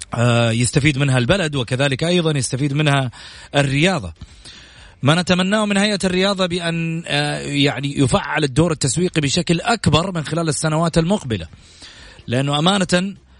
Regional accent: Saudi Arabia

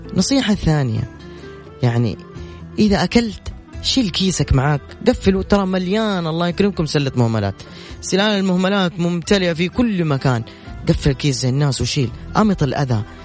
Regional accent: Saudi Arabia; عندنا في السعودية

